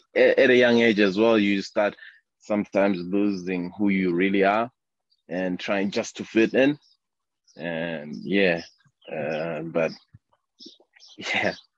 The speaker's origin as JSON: {"language": "English", "region": "Harare", "country": "Zimbabwe", "tie": "born or raised there", "also_born_or_lived": "Bulawayo / Hwange", "said": "I grew up in Harare, uh, but um, I was born in uh, uh, the second big city, Bulawayo."}